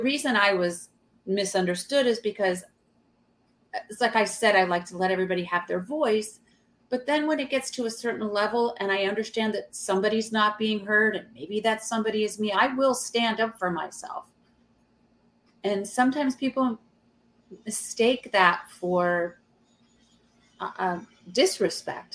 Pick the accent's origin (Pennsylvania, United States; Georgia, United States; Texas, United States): Georgia, United States; now in New York City, United States; I'm from Georgia. We were raised Southern